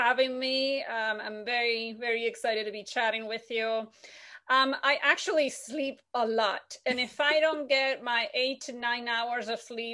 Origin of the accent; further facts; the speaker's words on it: Buenos Aires, Argentina; moved away as an adult; now in United States; I was born and raised in Buenos Aires, Argentina.